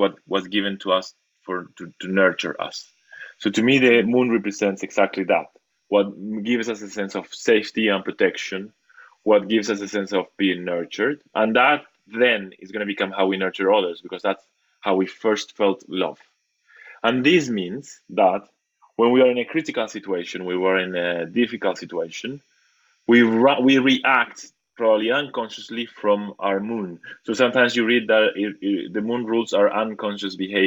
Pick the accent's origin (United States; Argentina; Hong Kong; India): Argentina; I come from Argentina, where there's a lot of psychoanalysis